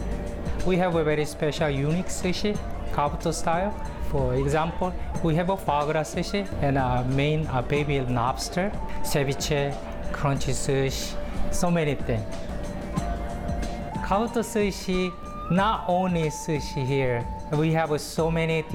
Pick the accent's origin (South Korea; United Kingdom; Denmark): South Korea; moved away as an adult; now in San Francisco, United States; I'm from Korea, and now I came to America 25 years ago